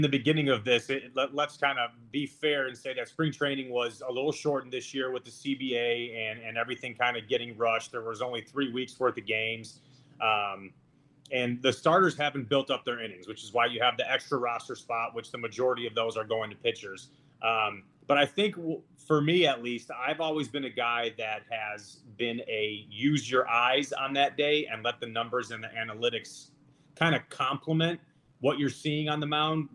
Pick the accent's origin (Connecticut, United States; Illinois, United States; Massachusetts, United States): Illinois, United States; Chicago; I grew up in Chicago. That's where I am yeah. right now